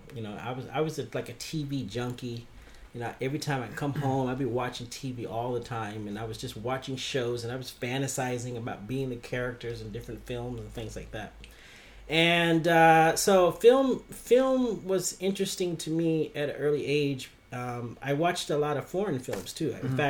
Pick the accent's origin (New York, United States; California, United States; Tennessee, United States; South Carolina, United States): California, United States; San Diego; now in Tokyo, Japan; I grew up in San Diego.